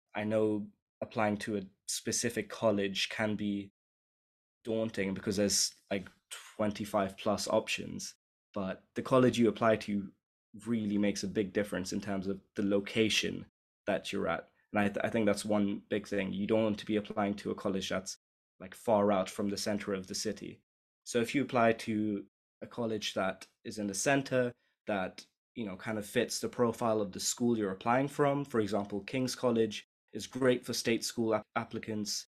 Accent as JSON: {"language": "English", "region": "London", "country": "United Kingdom", "said": "I'm from London, and I guess you could say I'm a first generation immigrant."}